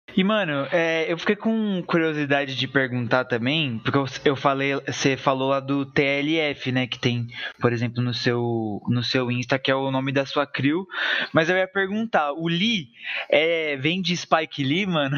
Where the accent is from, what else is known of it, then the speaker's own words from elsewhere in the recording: São Bernardo do Campo, São Paulo, Brazil; eu sou daqui de São Bernardo